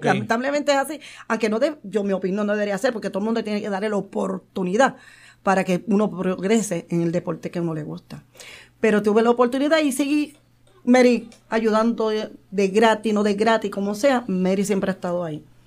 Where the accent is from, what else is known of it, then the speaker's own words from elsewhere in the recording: San Juan, Puerto Rico; soy de Barrio Obrero, nacida y criada con orgullo